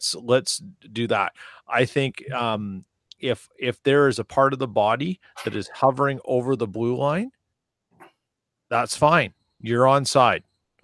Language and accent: English; Canada; growing up in Canada